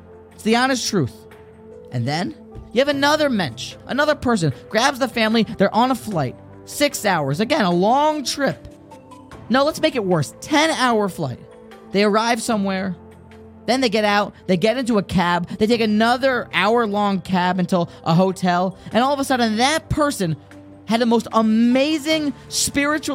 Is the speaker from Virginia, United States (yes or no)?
yes; Virginia, United States; moved away; also born or lived in Lakewood, New Jersey; my hometown back in Virginia